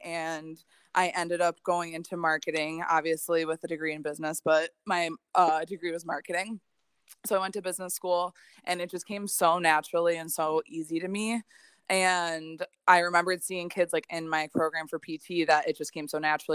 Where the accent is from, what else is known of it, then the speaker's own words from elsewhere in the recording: Hamburg, New York, United States; also born or lived in Slippery Rock, Pennsylvania; I am born and raised in Buffalo, in Hamburg specifically, which is right outside of Buffalo